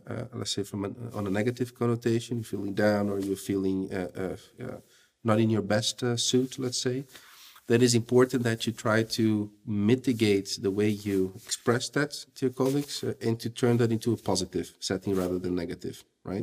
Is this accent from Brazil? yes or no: yes; Brazil; moved away as an adult; now in Belgium; I'm from Brazil. My wife is from Russia. We live okay. in Belgium.